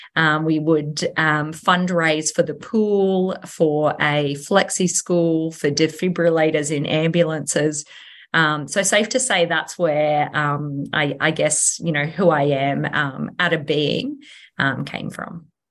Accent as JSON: {"language": "English", "town": "Nambour", "region": "Queensland", "country": "Australia", "tie": "born or raised there", "said": "a Sunshine Coast local, born and bred. Um, so I was born in Nambour Hospital"}